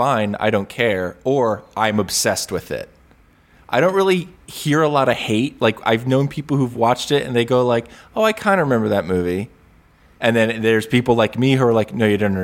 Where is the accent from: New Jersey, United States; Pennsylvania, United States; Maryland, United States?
New Jersey, United States; growing up in New Jersey, we had WPIX New York